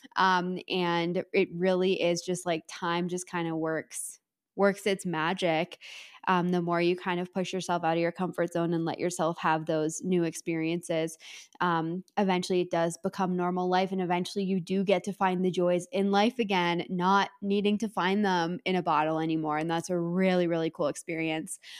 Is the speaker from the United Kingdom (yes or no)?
no; Canada; I am Canadian